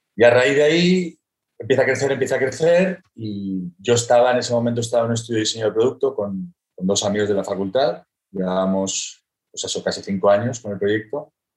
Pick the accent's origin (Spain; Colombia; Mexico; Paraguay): Spain; Barcelona, Catalonia; soy un, soy un creativo, me considero al final creativo eh, de Barcelona